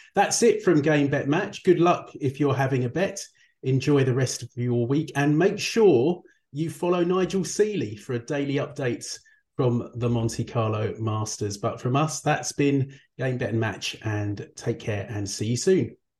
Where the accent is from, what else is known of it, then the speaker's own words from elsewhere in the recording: United Kingdom; I'm British